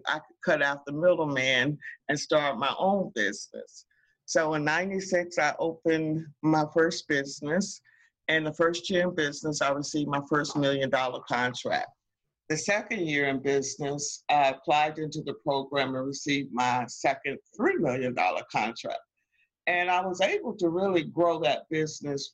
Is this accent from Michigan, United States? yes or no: no; North Carolina, United States; moved away as an adult; also born or lived in Washington, D.C.; I'm originally from North Carolina